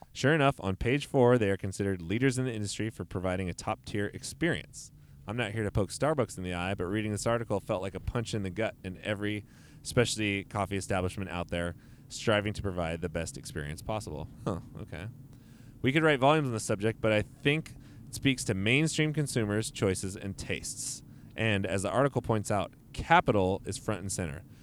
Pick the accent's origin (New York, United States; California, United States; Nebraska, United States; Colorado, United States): California, United States; Modesto; I'm straight up from Modesto